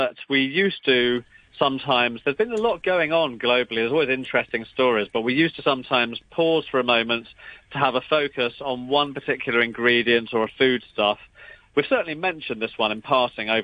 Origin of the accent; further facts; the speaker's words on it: London, United Kingdom; moved away; a Cantonese restaurant in suburban North London, where I grew up